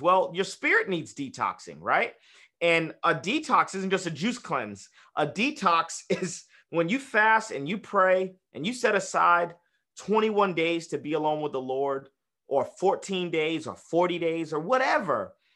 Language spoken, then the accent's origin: English; United States; we're just American